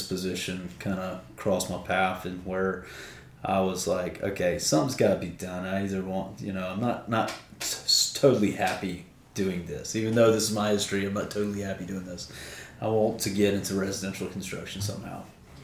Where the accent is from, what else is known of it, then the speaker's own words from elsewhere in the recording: Mississippi, United States; I grew up in Mississippi. That's where I was born and raised